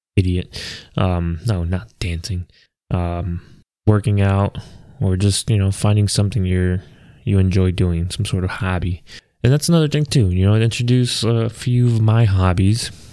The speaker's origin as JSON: {"language": "English", "region": "Maryland", "country": "United States", "tie": "born or raised there", "said": "we moved down to Maryland. And like I said, that's where I grew up"}